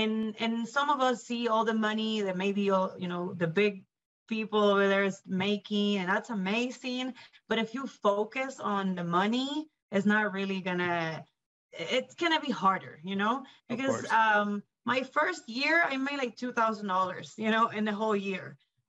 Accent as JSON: {"language": "English", "country": "Puerto Rico", "lives_now": "Greeley, United States", "said": "Well, honestly, because I moved here from Puerto Rico, so straight from the island to Greeley, Colorado, the northern area, I think it's both."}